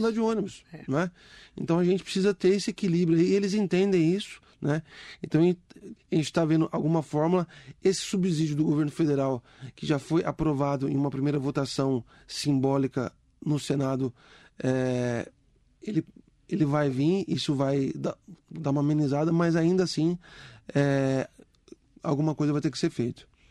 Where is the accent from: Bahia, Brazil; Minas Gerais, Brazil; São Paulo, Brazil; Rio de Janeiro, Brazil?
São Paulo, Brazil; Mogi das Cruzes; Eu morei a minha vida inteira no Mogilar. Desde criancinha, eu dava tchau pro trem